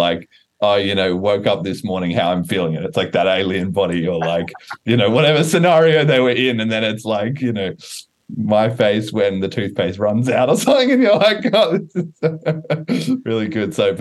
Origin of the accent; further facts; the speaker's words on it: Australia; I'm Australian